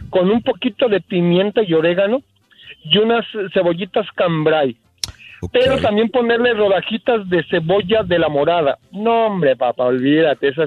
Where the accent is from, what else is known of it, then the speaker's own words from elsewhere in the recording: Mexico City, Mexico; yo soy, yo soy del DF